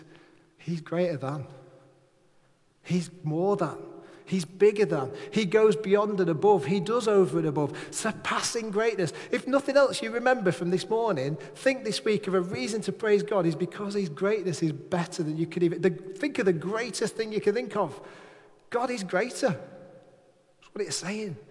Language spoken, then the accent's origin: English; Manchester, North West England, United Kingdom; now in Furness, United Kingdom; I'm a lad from Manchester